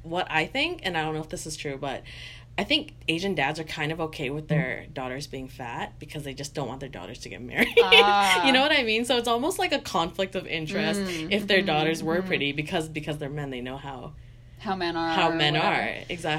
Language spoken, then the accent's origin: English; Canada; growing up in Canada